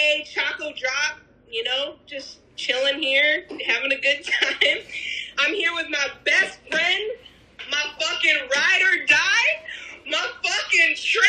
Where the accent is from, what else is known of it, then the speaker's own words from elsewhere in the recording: upstate New York, United States; moved away; also born or lived in Colorado; I was born in Colorado. And I was raised in New York. And when I say New York, I'm talking about trees and oxygen and, you know, good people. That's upstate New York. Now, I've never been to New York City.